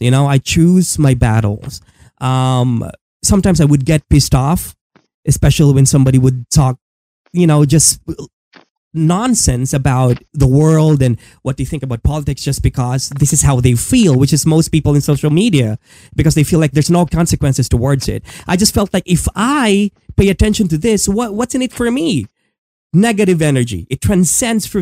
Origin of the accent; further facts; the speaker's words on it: Philippines; I'm a Filipino living in it